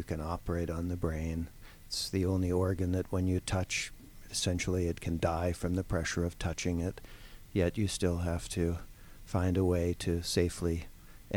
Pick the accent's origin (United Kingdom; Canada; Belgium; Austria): Canada; Toronto, Ontario; moved away as an adult; also born or lived in Ohio / Pittsburgh; now in Atlanta, United States; I'm actually a Canadian. I'm from Toronto.